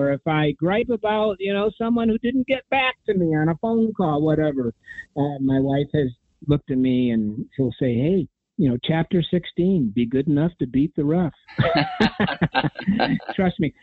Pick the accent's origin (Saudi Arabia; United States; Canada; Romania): United States; Ithaca, New York; I was raised in Ithaca, New York